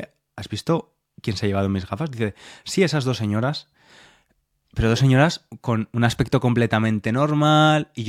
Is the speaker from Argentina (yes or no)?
no; Spain; now in United Kingdom; pasado la mitad de mi vida aquí, pero he pasado la mayor parte de mi vida adulta aquí. Entonces, no me siento nada británico, aunque sí, pero cuando estoy aquí, cuando estoy aquí soy bastante español, ¿no?